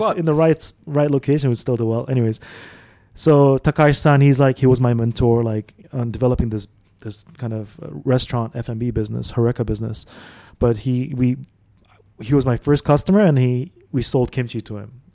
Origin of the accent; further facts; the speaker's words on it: Dubai, United Arab Emirates; also born or lived in Saudi Arabia; I grew up in Dubai actually, so we came here as a family in '92. Before that, we were in Saudi.